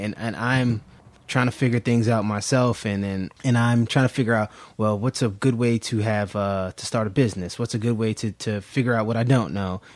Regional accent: New York City, New York, United States; moved away as an adult; also born or lived in Germantown, Philadelphia; now in Philadelphia, United States; I'm originally from Brooklyn, New York

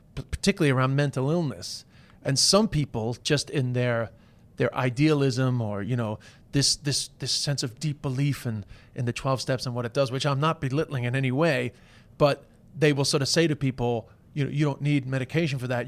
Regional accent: Ireland; with the Irish

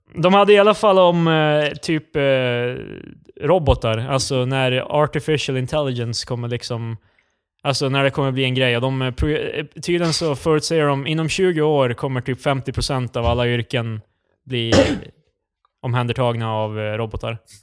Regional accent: Sundbyberg, Stockholm County, Sweden; där vi kommer ifrån Sundbybryn

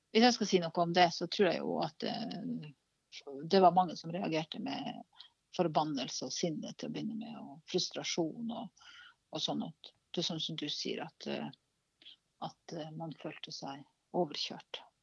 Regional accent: Karasjok, Finnmark, Norway; jeg vokste opp i Karasjok

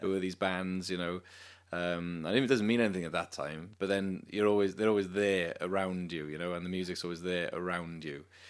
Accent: Cardiff, Wales, United Kingdom; also born or lived in London; grew up in Cardiff, went to uni in London

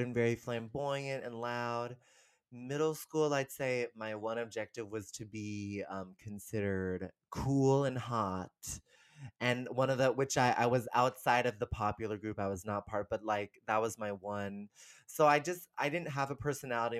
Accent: San Rafael, California, United States; moved away as an adult; also born or lived in New York; I'm originally from San Francisco, um, the Bay Area, kind of a suburb outside of San Francisco called San Rafael. And I grew up there.

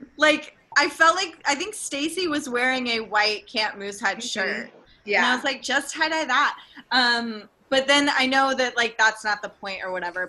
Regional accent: Tennessee, United States; I'm also from Tennessee, um, which is abstinence only

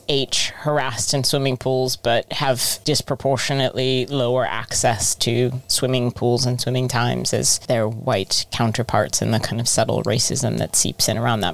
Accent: United States; now in United Kingdom; I'm American, but I live in the UK now

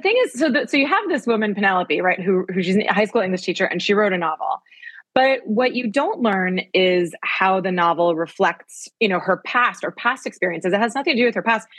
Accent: New Haven, Connecticut, United States; moved away as an adult; now in Paris, France; I grew up in New Haven

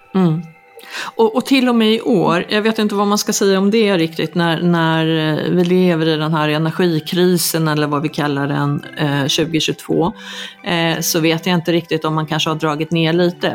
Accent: Sweden; now in Mallorca, Spain; oss hemma i Sverige

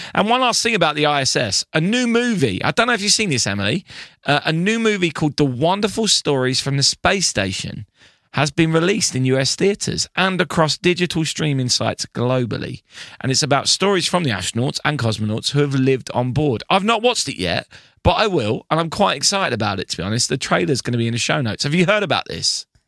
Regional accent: United Kingdom; I am British

